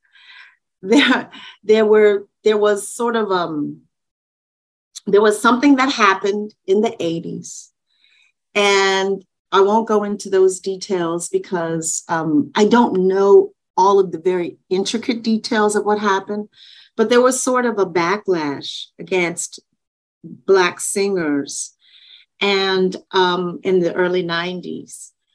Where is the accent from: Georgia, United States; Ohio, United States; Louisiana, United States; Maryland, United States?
Louisiana, United States; Shreveport; I was the first Black person in the Suzuki violin program in my hometown